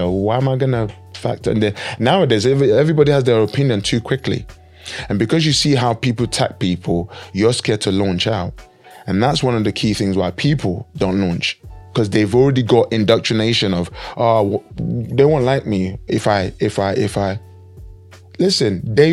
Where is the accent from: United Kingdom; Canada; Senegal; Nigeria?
Nigeria; moved away; we come from Nigeria, and there was time, many of us in Nigeria growing up, we didn't have lots of money at all